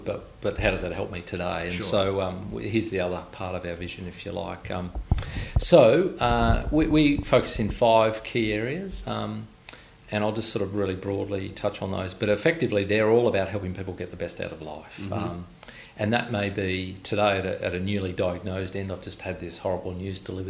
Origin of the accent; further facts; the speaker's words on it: Inverell, New South Wales, Australia; moved away; I was born in Inverell, where that sort of stopped after that moving process. So that's all I ever knew as a kid